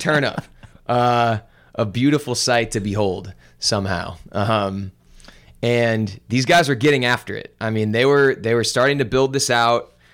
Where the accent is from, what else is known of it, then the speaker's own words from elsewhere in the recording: Olivette, Missouri, United States; I grew up in Olivet and went to Ladue High School